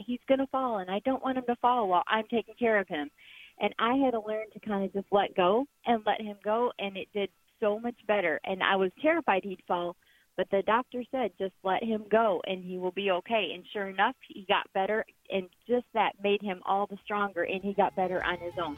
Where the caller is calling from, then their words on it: Texas, United States; I'm calling you from Texas.